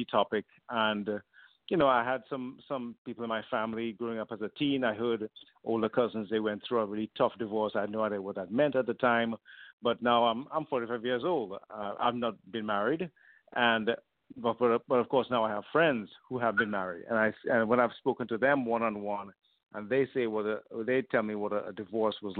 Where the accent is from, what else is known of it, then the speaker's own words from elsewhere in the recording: Trinidad & Tobago; moved away as an adult; now in Vancouver, Canada; I was born in Trinidad originally in the Caribbean, but moved to Canada when I was 18.